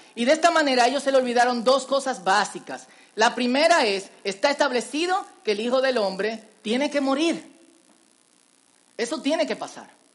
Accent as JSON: {"language": "Spanish", "country": "Dominican Republic", "said": "En dominicano decimos vainita"}